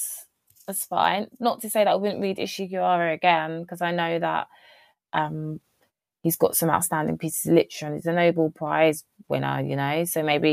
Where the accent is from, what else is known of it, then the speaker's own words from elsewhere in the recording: United Kingdom; as a British person